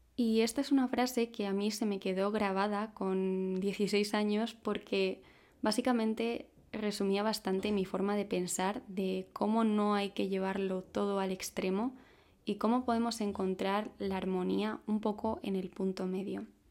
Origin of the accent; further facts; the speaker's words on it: Madrid, Community of Madrid, Spain; tengo 26 años, soy de Madrid